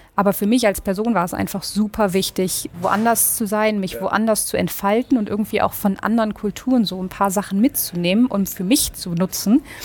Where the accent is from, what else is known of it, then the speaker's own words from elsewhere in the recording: Northern Germany, Germany; moved away as an adult; also born or lived in Uppsala, Sweden; now in Stockholm, Sweden; ich komme aus Norddeutschland.